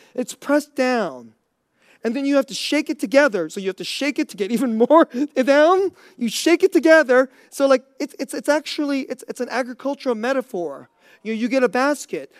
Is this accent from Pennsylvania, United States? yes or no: no; Bay Area, California, United States; moved away; I grew up in the Bay Area